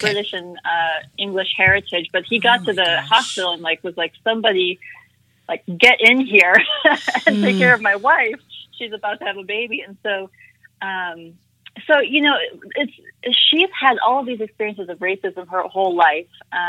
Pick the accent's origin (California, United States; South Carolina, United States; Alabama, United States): South Carolina, United States; So I am a bicultural Indian American woman. I was born in South Carolina, so I was born here in the U.S., raised in the U.S., but my mom was an immigrant to this country.